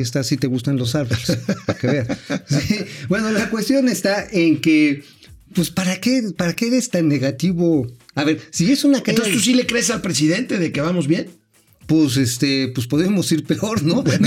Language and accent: Spanish; Tula, Hidalgo, Mexico; yo soy de oriundo de allá de los pueblos hidalguenses